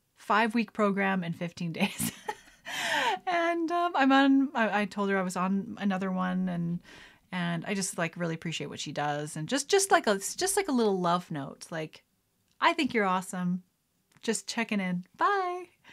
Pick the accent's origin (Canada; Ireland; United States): Canada; Lethbridge, Alberta; also born or lived in Calgary; growing up in Lethbridge, November can be anywhere from beautiful and sunny to terrible